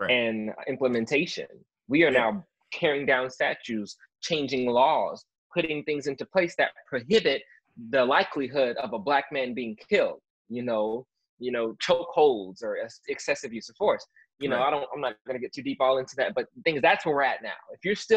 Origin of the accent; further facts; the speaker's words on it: United States; now in California, United States; I was born in the United States